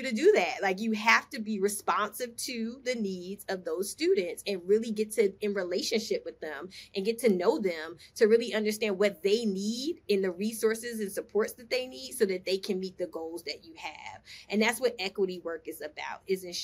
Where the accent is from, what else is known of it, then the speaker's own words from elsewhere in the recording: Newark, New Jersey, United States; moved away as an adult; now in Atlanta, United States; growing up in Newark, New Jersey during the 80s